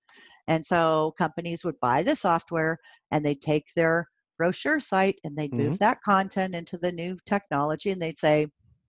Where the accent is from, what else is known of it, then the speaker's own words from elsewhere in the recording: Pennsylvania, United States; I grew up in Pennsylvania.